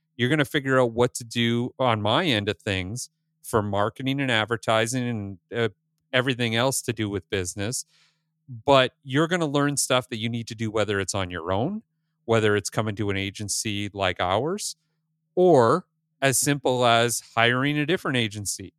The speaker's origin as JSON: {"language": "English", "region": "Northern Ontario", "country": "Canada", "tie": "born or raised there", "moved": "yes", "said": "I grew up in Northern Ontario, just like you did."}